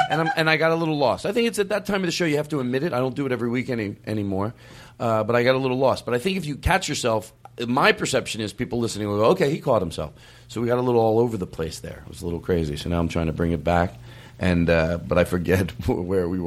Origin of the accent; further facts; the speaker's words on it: Florida, United States; I don't no, really. I am from Florida.